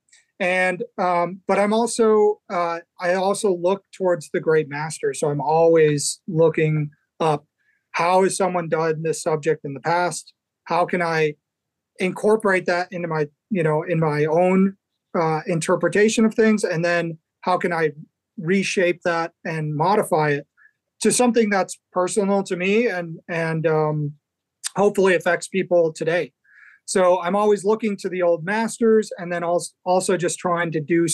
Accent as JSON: {"language": "English", "town": "Chicago", "region": "Illinois", "country": "United States", "tie": "born or raised there", "said": "I grew up in Chicago originally"}